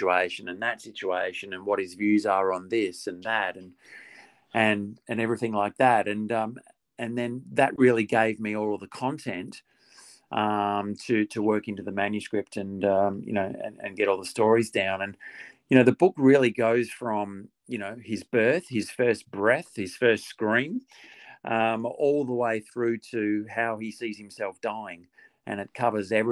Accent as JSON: {"language": "English", "country": "Australia", "also_born_or_lived": "Perth", "lives_now": "Melbourne, Australia", "said": "me being an Aussie"}